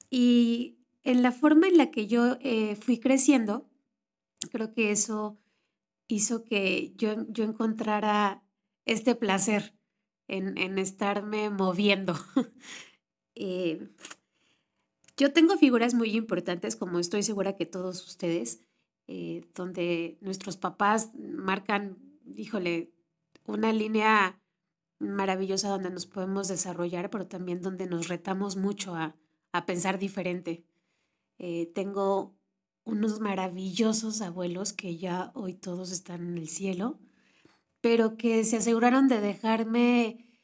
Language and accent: Spanish; Mexico City, Mexico; born there; Eh, yo soy mexicana, nací en la Ciudad de México, soy la segunda hija de dos, la chiquita